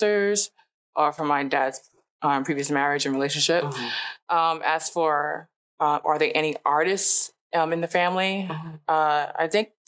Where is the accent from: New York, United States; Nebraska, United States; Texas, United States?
New York, United States; New York City; also born or lived in Harlem, New York; I was born and raised in Brooklyn, New York.